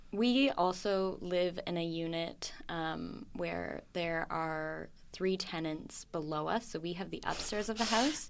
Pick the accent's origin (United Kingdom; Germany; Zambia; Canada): Canada; Oakville, Ontario; moved away as an adult; also born or lived in Sackville, New Brunswick; now in Vancouver, Canada; I was born in a place called Sackville, New Brunswick. It's very small. It's on, uh, Mi'kmaq territory. And then I moved to Oakville, Ontario